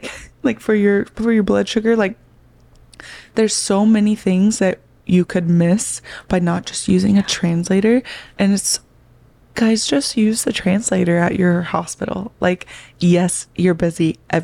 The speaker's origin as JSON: {"language": "English", "region": "Oklahoma", "country": "United States", "lives_now": "California, United States", "said": "I learned, like, a little bit of Spanish in high school, but that was something else I noticed when I moved from Oklahoma to California."}